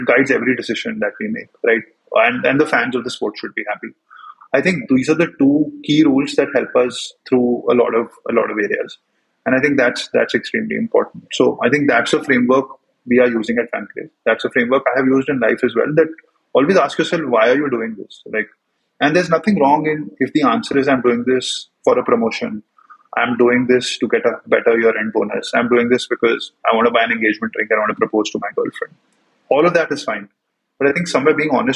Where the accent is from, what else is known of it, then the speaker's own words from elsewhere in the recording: India; moved away as an adult; also born or lived in United States; growing up in India